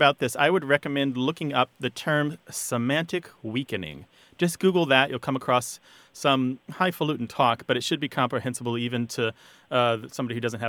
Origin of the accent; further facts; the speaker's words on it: United States; I'm an American.